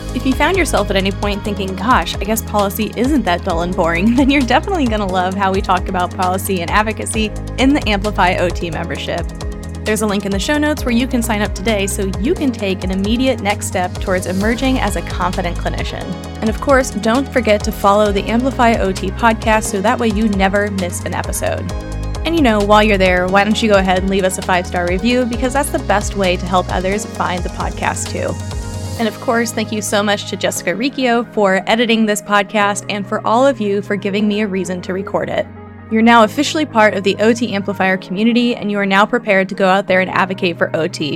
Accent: Missouri, United States; the state of Missouri, which is my hometown

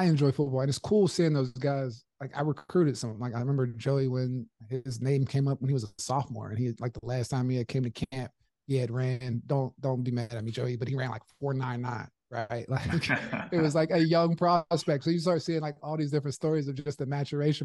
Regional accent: Pittsburgh, Pennsylvania, United States; Growing up in Pittsburgh

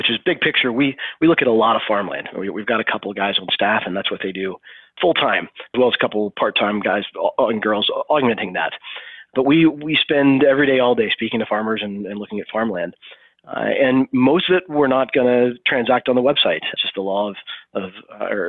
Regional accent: Arkansas, United States; moved away as an adult; also born or lived in San Francisco; I was from Arkansas

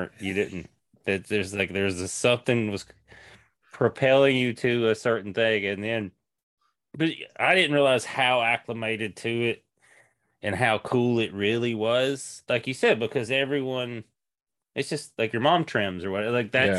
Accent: Tennessee, United States; moved away as an adult; now in Seattle, United States; And that's when I moved from East Tennessee to Seattle, Washington in 2006.

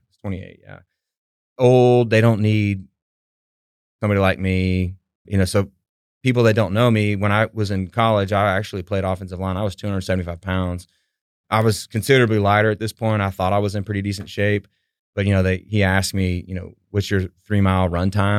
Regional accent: Houston, Texas, United States; also born or lived in Abilene, Texas; So I grew up in Southwest Houston, in Sta-, the Stafford Sugarland area

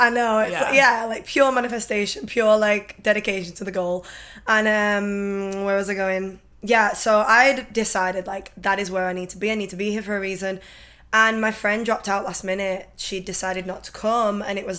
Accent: England, United Kingdom; moved away as an adult; I'm from England

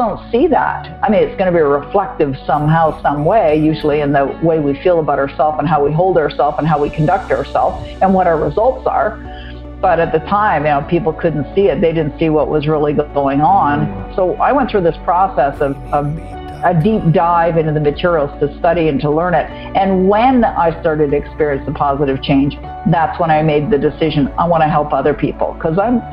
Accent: Toronto, Ontario, Canada; also born or lived in Vancouver / Montreal; now in Ottawa, Canada; I was born and raised in Toronto

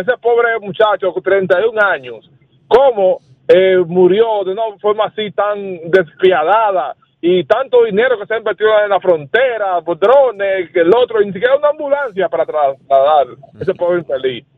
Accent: Dominican Republic; como dominicano

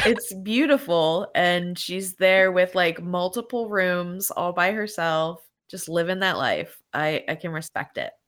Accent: Pennsylvania, United States; I'm from Pennsylvania, there are a lot of cities around here that end in Berg

